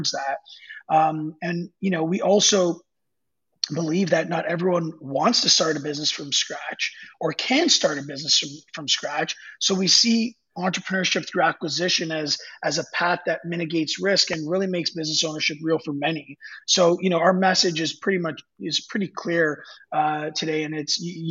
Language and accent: English; Canada; being Canadian, hockey was a big part of my life.